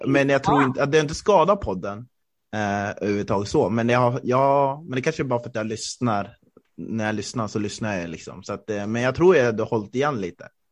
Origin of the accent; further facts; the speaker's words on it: Östersund, Jämtland, Sweden; moved away; jag är uppvuxen i Norrland, jag är riktig norrlänning